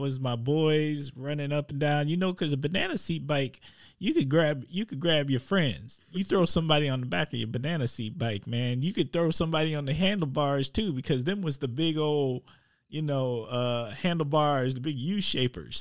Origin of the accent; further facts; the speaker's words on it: Milwaukee, Wisconsin, United States; I'm from Milwaukee